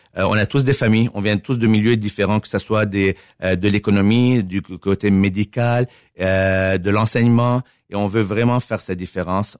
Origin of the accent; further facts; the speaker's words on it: Montreal, Quebec, Canada; moved away as an adult; now in Victoriaville, Canada; je suis né à Montréal